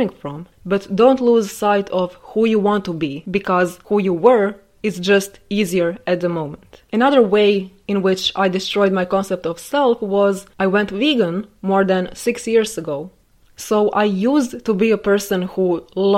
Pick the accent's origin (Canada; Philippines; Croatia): Croatia; staying in my home country my entire life